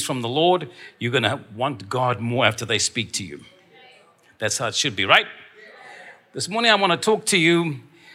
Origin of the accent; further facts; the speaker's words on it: Stellenbosch, Western Cape, South Africa; I was born in Stellenbosch